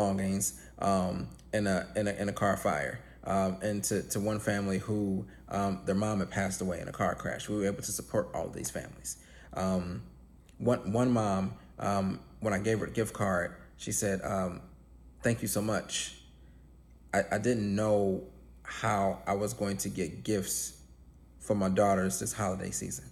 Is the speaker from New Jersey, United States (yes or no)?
no; Cleveland, Ohio, United States; I grew up poor in Cleveland.